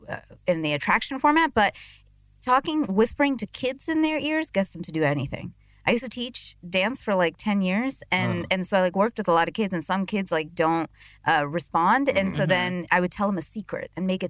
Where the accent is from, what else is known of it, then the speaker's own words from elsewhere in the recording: New York, United States; as a New Yorker in me